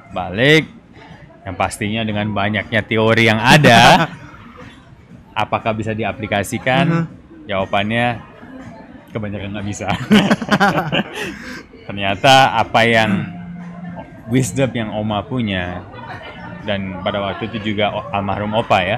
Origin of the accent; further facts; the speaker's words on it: East Java, Indonesia; dari kecil sudah lahirnya di Bon Cafe Gubeng.